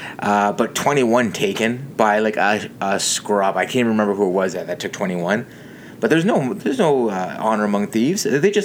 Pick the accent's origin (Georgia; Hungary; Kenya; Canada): Canada; We're Canadian.